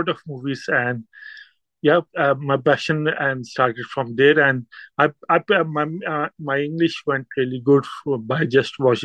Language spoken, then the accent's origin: English; Pakistan; first language Urdu; English is a second language; moved away as an adult; now in United Kingdom; I'm from Pakistan, and being a Pakistani, it's kind of a mix of Urdu and Punjabi. So my mother language is Urdu